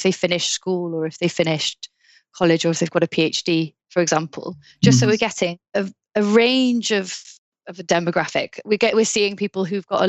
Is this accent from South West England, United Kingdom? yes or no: no; South Wales, United Kingdom; also born or lived in Bordeaux, France; So I'm from Wales, and I'm from South Wales, and in North Wales, they say for cake, the word cake, they say cacen. But I'm from South Wales and I say taishen.